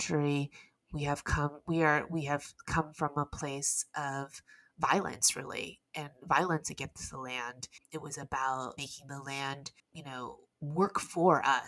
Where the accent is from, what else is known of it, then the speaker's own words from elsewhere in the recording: Houston, Texas, United States; moved away as an adult; now in New York, United States; I grew up in Houston